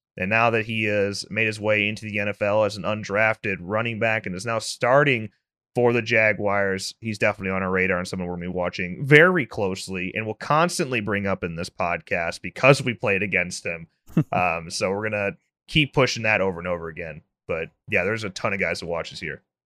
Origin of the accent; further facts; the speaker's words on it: Illinois, United States; both of us were born and raised in Illinois